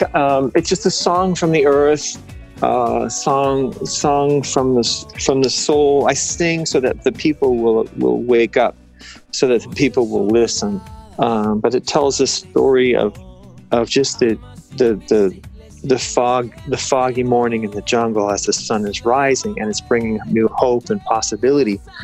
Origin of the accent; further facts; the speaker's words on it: Los Angeles, California, United States; I'm kind of from